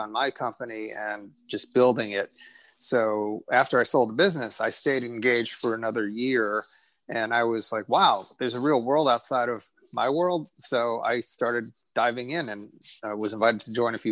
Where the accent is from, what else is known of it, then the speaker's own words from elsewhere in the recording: New Jersey, United States; I was born in New Jersey. My parents are both immigrants